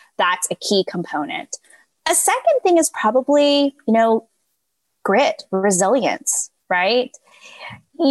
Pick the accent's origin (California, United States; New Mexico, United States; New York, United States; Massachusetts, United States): California, United States; moved away; also born or lived in Texas; I grew up in California before moving to Texas.